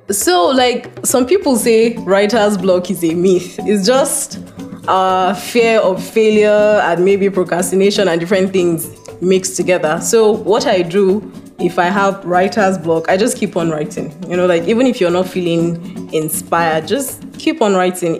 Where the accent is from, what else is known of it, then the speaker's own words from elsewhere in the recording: Adamawa, Nigeria; I am from Adamawa, from a minority ethnic group called Yandang